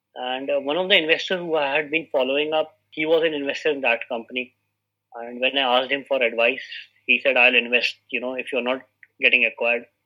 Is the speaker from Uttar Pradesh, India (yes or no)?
yes; Uttar Pradesh, India; moved away as an adult; now in Delhi, India; I am also from Uttar Pradesh. I migrated to Delhi for my entrepreneurial journey